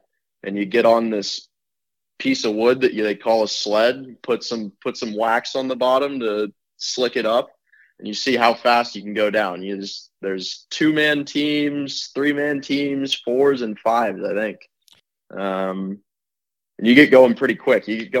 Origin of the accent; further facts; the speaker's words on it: Camden, Maine, United States; Yeah, it's kind of your classic tiny little New England harbor town. Everyone knows everyone.